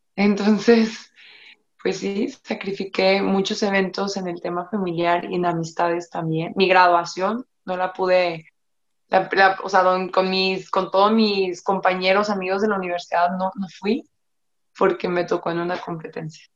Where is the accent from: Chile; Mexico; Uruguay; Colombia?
Mexico; Yo me siento muy orgullosa de ser mexicana